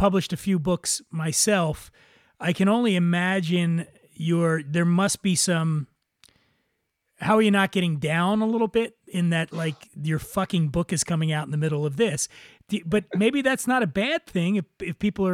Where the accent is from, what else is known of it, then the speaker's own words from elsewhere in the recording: Philadelphia, Pennsylvania, United States; we're from Philadelphia